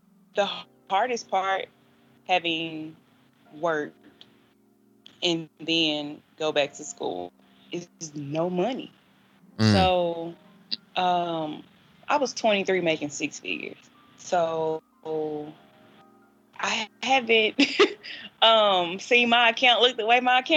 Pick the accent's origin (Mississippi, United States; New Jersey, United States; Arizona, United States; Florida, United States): Mississippi, United States; Clinton; moved away as an adult; now in Nashville, United States; I'm from Clinton, Mississippi